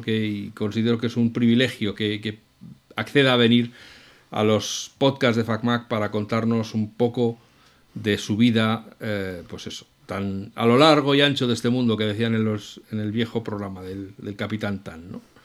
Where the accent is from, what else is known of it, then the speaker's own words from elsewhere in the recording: Madrid, Community of Madrid, Spain; yo soy de Madrid